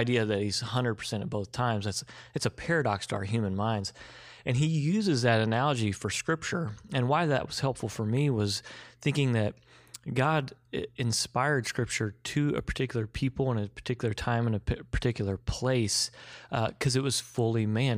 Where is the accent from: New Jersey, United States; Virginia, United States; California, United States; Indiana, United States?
Indiana, United States; Evansville; moved away as an adult; I was from Evansville, graduated from Wright's, you know, West Sider, Wright's football, the whole thing